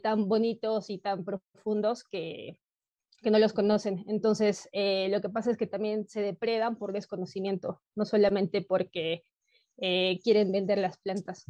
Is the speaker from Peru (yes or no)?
yes; Peru; soy de Perú, actualmente vivo en la ciudad de Cusco